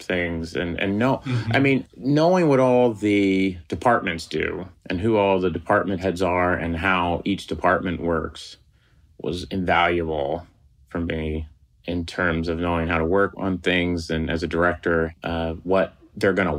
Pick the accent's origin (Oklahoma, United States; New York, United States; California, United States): Oklahoma, United States; moved away as an adult; now in Los Angeles, United States; I'm from Oklahoma